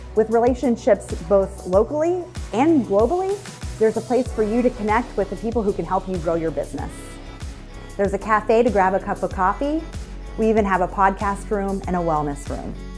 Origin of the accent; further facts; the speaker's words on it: New York City, New York, United States; moved away as an adult; also born or lived in Jamaica; now in Orlando, United States; So I mostly grew up in New York